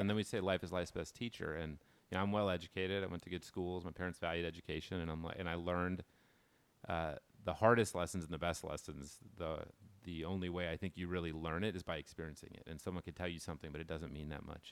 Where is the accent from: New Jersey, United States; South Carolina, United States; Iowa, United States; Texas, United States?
Texas, United States; Dallas; I grew up in North Dallas.